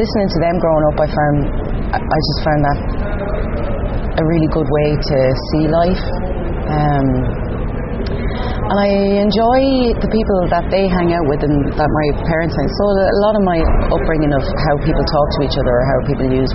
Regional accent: Enniscorthy, County Wexford, Ireland; moved away as an adult; also born or lived in Dublin; now in Berlin, Germany; I did a one-year course in my hometown, Enniscorthy

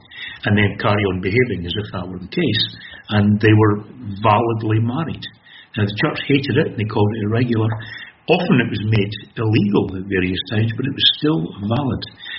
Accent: Kirkcaldy, Scotland, United Kingdom; born or raised there

